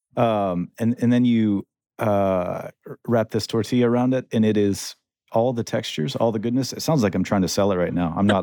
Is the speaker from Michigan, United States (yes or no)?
yes; central Michigan, United States; moved away; I come from Michigan, um, small town in central Michigan